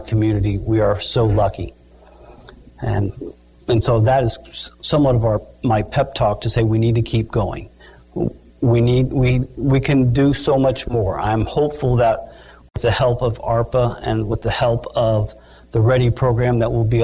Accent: Batesville, Indiana, United States; I was a youngster growing up in Batesville 100 years ago

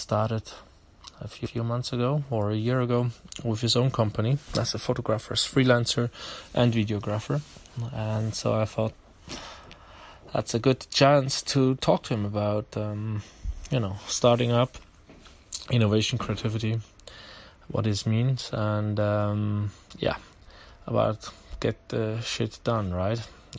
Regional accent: Basel, Basel-Stadt, Switzerland; Again, he's from my hometown, Basel, but we did it in English.

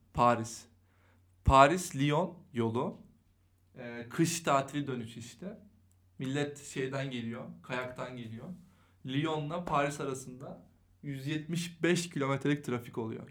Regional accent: Eskişehir, Turkey; moved away; also born or lived in Istanbul

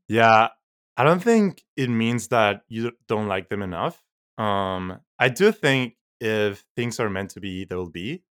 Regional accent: Mexico; now in United States; I'm from Mexico

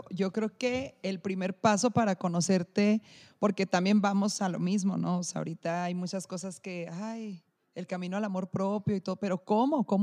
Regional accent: Chihuahua, Mexico; soy mexicana y soy de Chihuahua

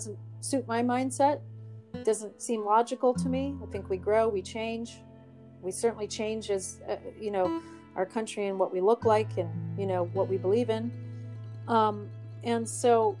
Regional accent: United States; being American

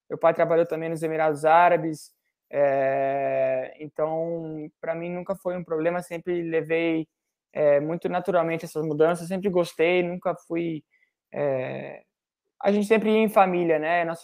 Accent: Brazil; Eu, é, eu vivi muito a escola brasileira, porque por causa do meu pai, porque eu sou brasileiro.

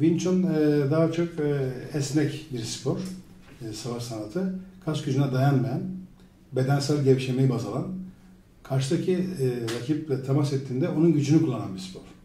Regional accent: Izmir, Turkey; also born or lived in Sivas / Adana / Istanbul; 1964 Sivas doğumluyum. Bütün Adana, İzmir, İstanbul'da büyüdüm. İzmir, İstanbul'da ortaokul 2'ye kadar, e, ortaokul 2'den sonra İzmir'de büyüdüm.

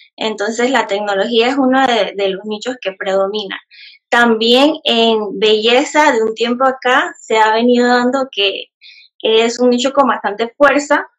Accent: Panamá Oeste, Panama; yo soy de acá de Panamá, como bien dijo Jefferson, soy del lado de Panamá Oeste, eh, para que sepan cómo exactamente, no es en la capital

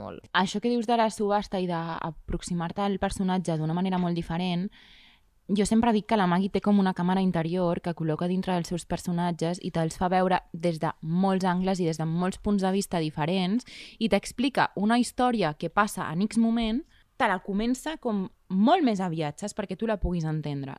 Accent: Riells, Catalonia, Spain; El meu poble, a Riells

